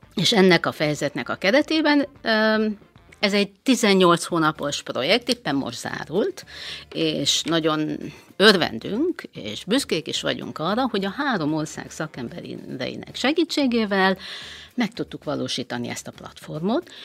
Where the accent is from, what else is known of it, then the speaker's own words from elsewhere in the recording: Transylvania, Romania; moved away as an adult; now in Hungary; Erdélyből, Romániából Erdélyből származom, harminchárom éve élek Magyarországon